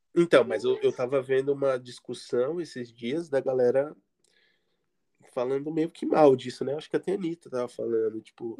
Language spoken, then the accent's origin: Portuguese; Guarujá, São Paulo, Brazil; eu era do Guarujá, litoral de São Paulo.